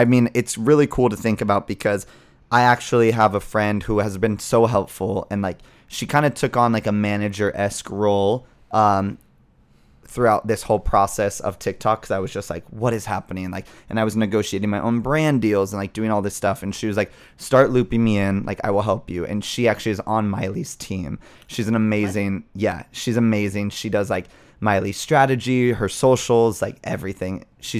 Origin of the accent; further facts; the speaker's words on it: Scottsdale, Arizona, United States; So I'm from Scottsdale originally.